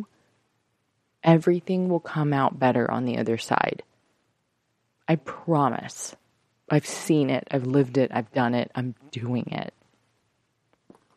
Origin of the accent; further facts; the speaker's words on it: United States; as Americans